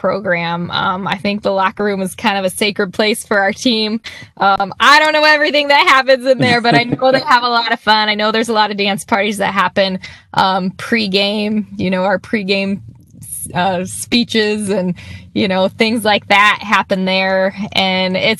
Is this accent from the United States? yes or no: yes; Iowa, United States; now in Wisconsin, United States; I'm from Iowa